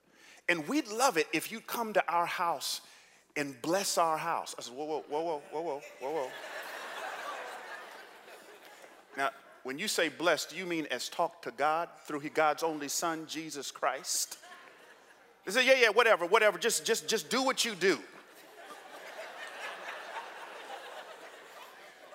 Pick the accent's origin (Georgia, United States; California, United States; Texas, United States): Georgia, United States; Atlanta; also born or lived in New York City; now in San Jose, United States; I grew up in Atlanta in the 70s and 80s.